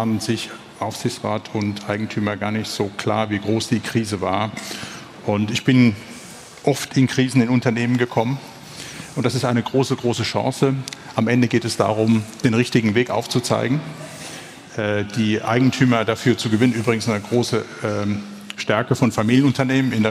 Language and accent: German; Germany; born there; weil als gebürtiger Deutscher ist das Hometurf. Köln nicht als Kurpfälzer.